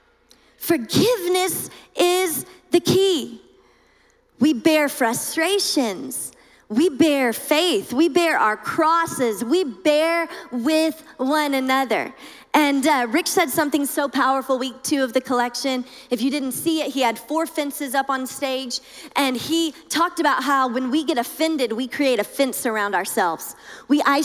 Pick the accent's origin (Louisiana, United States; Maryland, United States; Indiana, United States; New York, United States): Louisiana, United States; I'm from Louisiana.